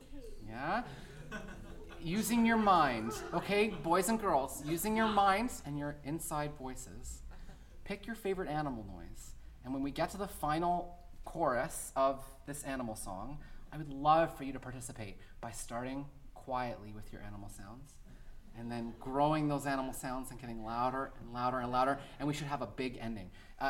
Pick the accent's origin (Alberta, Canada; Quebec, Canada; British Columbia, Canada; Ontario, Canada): Alberta, Canada; Edmonton; I had a bunch of hometown peeps there. I'm from Edmonton originally.